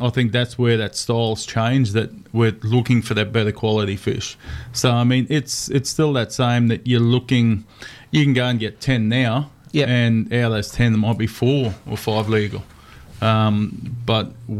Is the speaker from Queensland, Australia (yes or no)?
yes; Ingham, Queensland, Australia; I grew up in Ingham